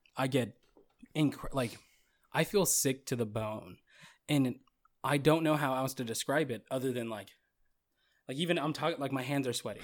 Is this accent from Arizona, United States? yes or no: yes; Goodyear, Arizona, United States; moved away; I was from the country at the time. I was from Goodyear